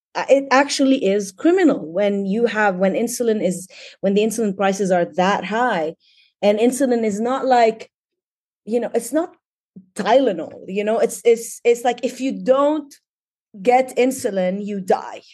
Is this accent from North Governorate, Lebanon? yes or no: yes; Tripoli, North Governorate, Lebanon; moved away as an adult; also born or lived in Dubai, United Arab Emirates; now in Bay Area, United States; I actually was born in, in Lebanon, in Tripoli. I, uh, studied there. I got my B A and M A in English literature from A U B in Beirut. So basically born and raised in Lebanon